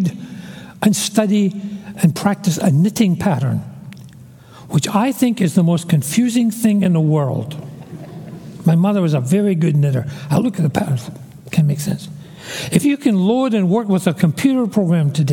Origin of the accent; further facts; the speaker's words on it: Glasgow, Scotland, United Kingdom; I was born in Glasgow, a big, gray, dirty tenement building. I'm a city boy